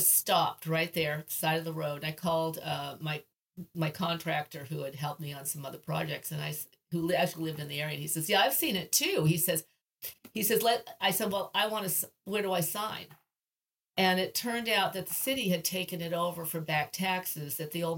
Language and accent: English; Portland, Maine, United States; moved away as an adult; also born or lived in California; now in Maine, United States; I grew up in Portland, and I was gone for 38 years, only came back occasionally to visit my mother